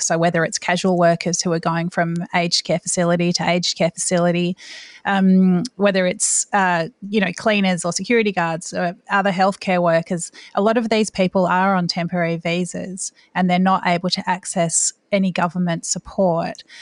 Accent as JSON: {"language": "English", "country": "Australia", "said": "as an Australian"}